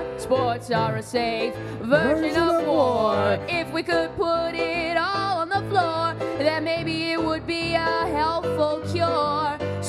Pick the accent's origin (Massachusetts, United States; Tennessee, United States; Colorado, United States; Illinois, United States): Massachusetts, United States; Boston; also born or lived in Hawaii; And then I was born in Boston, obviously.